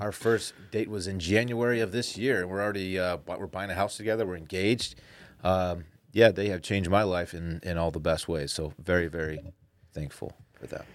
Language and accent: English; Austin, Texas, United States; I was born in Seton Hospital right here in Austin, Texas